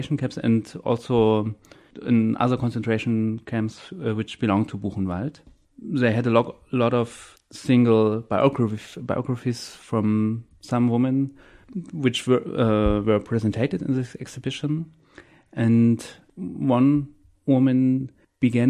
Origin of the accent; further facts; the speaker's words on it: Jena, Thuringia, Germany; moved away as an adult; also born or lived in Weimar; now in Bremen, Germany; I was born in Jena, which is in the middle of Germany. Then I studied in Weimar, and now I'm living in Bremen